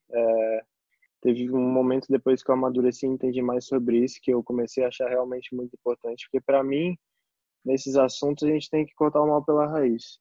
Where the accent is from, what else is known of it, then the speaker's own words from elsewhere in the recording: Recife, Pernambuco, Brazil; moved away; also born or lived in São Paulo; eu sou de Recife